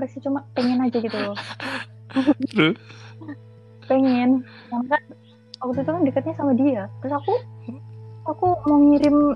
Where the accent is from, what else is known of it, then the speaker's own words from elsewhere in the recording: Lampung, Indonesia; malamnya aku mau pulang ke Lampung kan aku asalnya dari Lampung ya